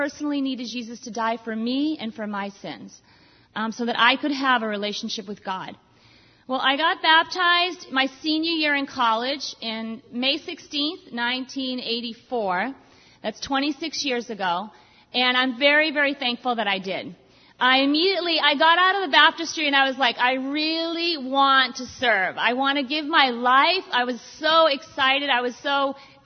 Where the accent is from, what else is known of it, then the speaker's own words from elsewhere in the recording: Boston, Massachusetts, United States; I'm Irish, French, I'm from Boston, I'm Italian, half Italian